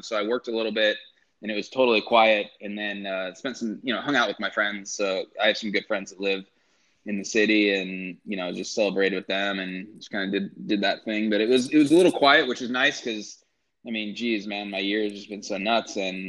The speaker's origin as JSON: {"language": "English", "town": "Yakima", "region": "Washington", "country": "United States", "tie": "born or raised there", "moved": "yes", "said": "I actually went back to my hometown, Yakima, and spent time. So that's Eastern Washington"}